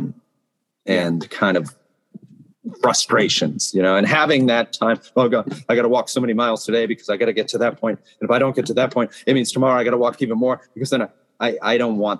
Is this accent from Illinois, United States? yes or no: no; Massachusetts, United States; moved away as an adult; now in Japan; My home state of Massachusetts